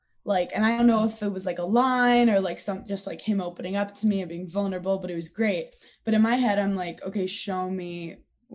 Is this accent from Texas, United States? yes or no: no; New York City, New York, United States; I'm from Brooklyn, New York